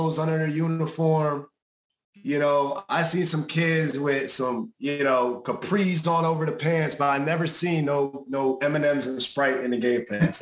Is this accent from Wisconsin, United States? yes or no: no; New Jersey, United States; I'm from New Jersey originally. I knew what it was like growing up here.